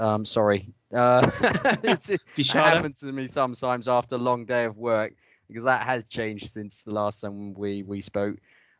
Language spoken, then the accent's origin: English; England, United Kingdom; It was quite the roller coaster ride for us as England fans. As English, the good, the bad, and the ugly, one could say.